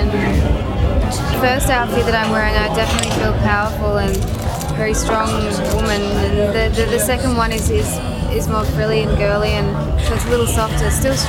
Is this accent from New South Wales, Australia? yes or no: no; Melbourne, Victoria, Australia; I'm from Melbourne, Australia.